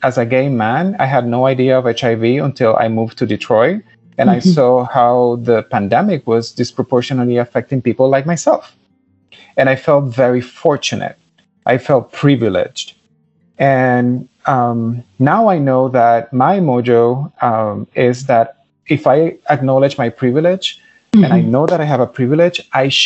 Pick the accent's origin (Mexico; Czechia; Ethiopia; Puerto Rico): Puerto Rico; moved away as an adult; I am Puerto Rican, and I lived there all my life until I was 18.